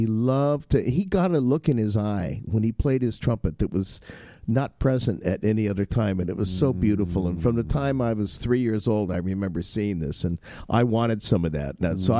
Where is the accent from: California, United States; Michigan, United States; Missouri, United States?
California, United States; Inglewood; I grew up in Inglewood, California.